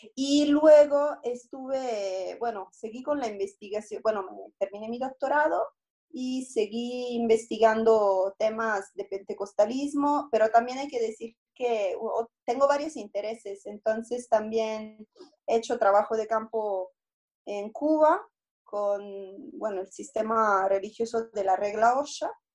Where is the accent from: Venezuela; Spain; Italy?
Italy; Spanish is a second language; moved away as an adult; also born or lived in Rome; now in Mexico; yo soy italiana y llegué aquí a México con una beca de la Secretaría de Relaciones Exteriores.